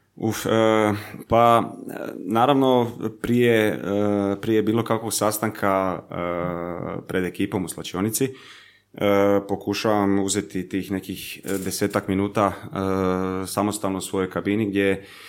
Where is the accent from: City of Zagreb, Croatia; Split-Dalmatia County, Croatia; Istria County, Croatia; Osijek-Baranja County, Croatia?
City of Zagreb, Croatia; Zagreb; accent: mix of Zagreb accent and relaxed Croatian; moved away as an adult; also born or lived in Germany; desi mi se nekad jednostavno neki miks baš zagrebačkog naglaska i nekog opuštenog hrvatskog